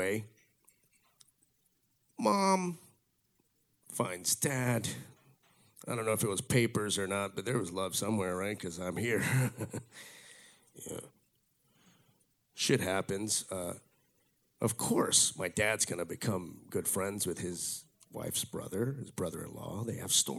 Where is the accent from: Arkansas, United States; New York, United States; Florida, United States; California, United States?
Florida, United States; Miami; I grew up here in Miami.